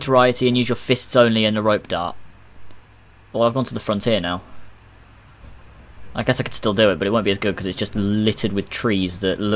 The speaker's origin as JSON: {"language": "English", "region": "Texas", "country": "United States", "said": "I'm from Texas."}